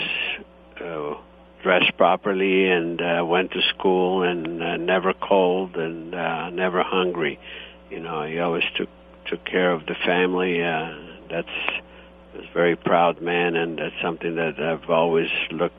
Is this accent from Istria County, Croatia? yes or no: yes; Istria County, Croatia; now in United States; I was born in Italy, and the region is Istria, and however now it's Croatia.